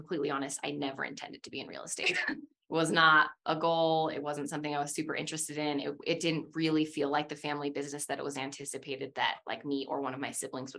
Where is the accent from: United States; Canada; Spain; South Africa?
United States; West Jordan, Utah; also born or lived in Salt Lake City; I actually grew up in West Jordan specifically, and well, moved around a lot